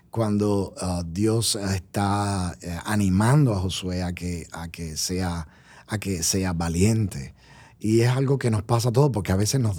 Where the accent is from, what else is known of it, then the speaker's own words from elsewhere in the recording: Colombia; Usted sabe que yo oh, soy colombiano.